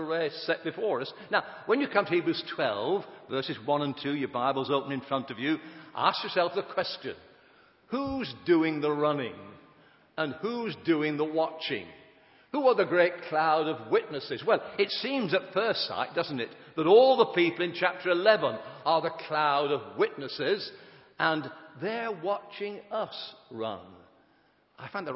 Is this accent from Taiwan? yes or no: no; Sheffield, Yorkshire and the Humber, United Kingdom